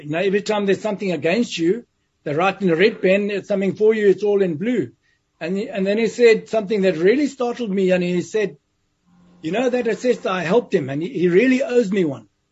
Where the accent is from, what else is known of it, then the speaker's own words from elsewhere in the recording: West Nicholson, Matabeleland South, Zimbabwe; a little place called West Nicholson in southern Rhodesia, which is now Zimbabwe. Mm-hmm. And, and that's where my life started.